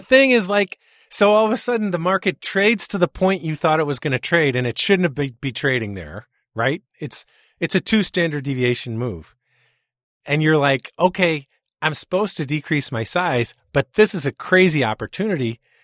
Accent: Chicago, Illinois, United States; I'm from Chicago, so I don't speak English

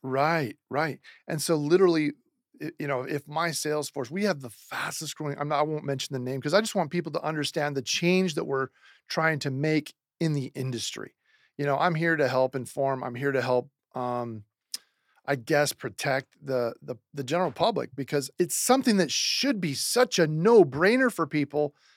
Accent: Seattle, Washington, United States; now in Phoenix, United States; I'm from Seattle, Washington originally.

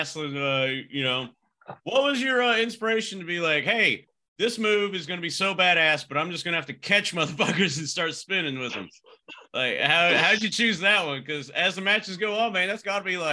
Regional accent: Amarillo, Texas, United States; Panhandle of Texas, baby, 806. I'm from there, man

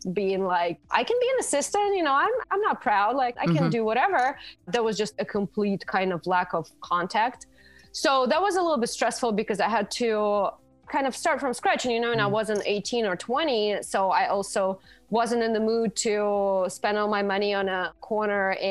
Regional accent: Russia; moved away as an adult; also born or lived in New York; now in Arizona, United States; I am originally from Russia, and over there I was a fashion editor for InStyle magazine for a few years

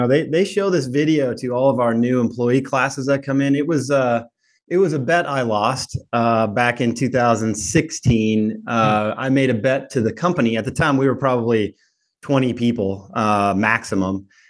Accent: Minnesota, United States; now in Chattanooga, United States; I grew up in Minnesota, but I'm now in Chattanooga.

